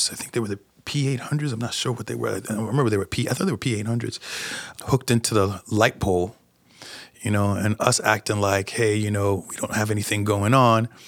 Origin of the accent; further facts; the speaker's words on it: New York, United States; since I am from New York, but uh, who likes to sit in traffic?